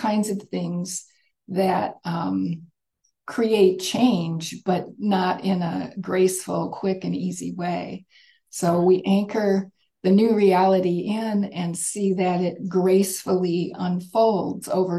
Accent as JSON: {"language": "English", "region": "Michigan near Detroit", "country": "United States", "tie": "born or raised there", "said": "I grew up in Michigan near Detroit"}